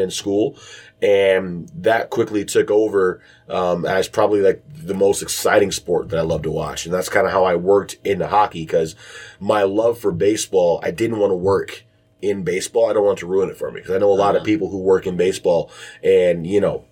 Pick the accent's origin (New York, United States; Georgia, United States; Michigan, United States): Michigan, United States; Detroit; moved away as an adult; also born or lived in Bowling Green, Ohio / Chicago / Youngstown; now in Cincinnati, United States; growing up in Detroit, I mean, we are a hockey town